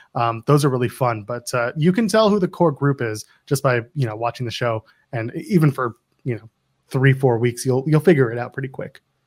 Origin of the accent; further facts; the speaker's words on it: Ontario, Canada; I grew up in the Ontario Indies watching this guy